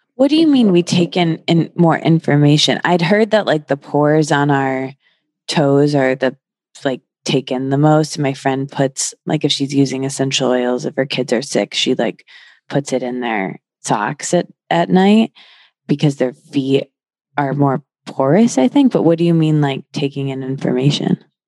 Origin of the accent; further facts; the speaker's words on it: Midwest, United States; I'm from the Midwest